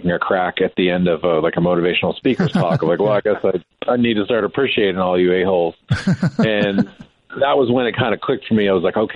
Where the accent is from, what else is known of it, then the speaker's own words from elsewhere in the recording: Montana, United States; I was from Montana and I grew up there.